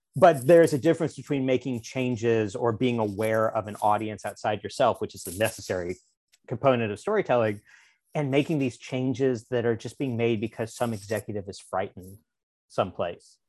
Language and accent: English; Springfield, Missouri, United States; moved away as an adult; now in Los Angeles, United States; I'm from Springfield, Missouri, which is like the, uh, the, the big city of the Ozarks